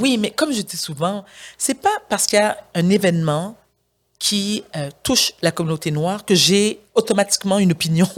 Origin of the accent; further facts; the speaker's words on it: Montreal, Quebec, Canada; also born or lived in South Shore (Rive-Sud), Quebec; je suis née au Québec. J'ai été, je suis née à Outremont. Ensuite, mes parents ont emménagé sur la rive sud. J'étais à l'école privée.